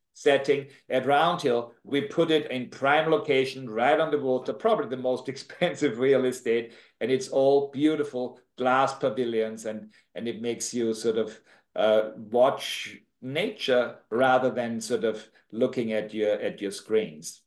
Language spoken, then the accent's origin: English; Austria; accent: Austrian; moved away as an adult; now in Jamaica; I'm from Austria originally. I have this tremendous Austrian accent that I just never lost